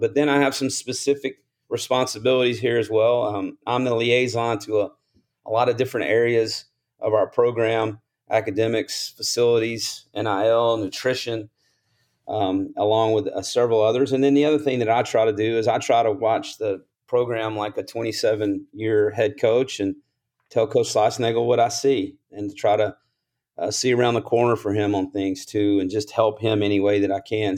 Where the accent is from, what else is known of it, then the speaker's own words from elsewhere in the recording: Columbus, Mississippi, United States; I grew up in Columbus, Mississippi, a small town, about twenty-five thousand people